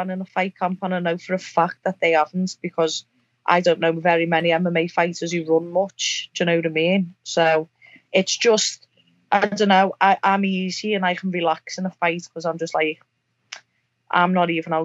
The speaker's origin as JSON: {"language": "English", "area": "the Northwest", "region": "North West England", "country": "United Kingdom", "said": "we're both from the Northwest"}